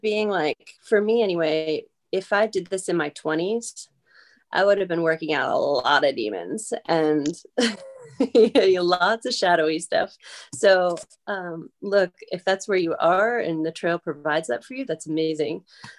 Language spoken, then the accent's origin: English; Northeast, United States; I know a lot of people complain about the desert, but where I'm from the Northeast.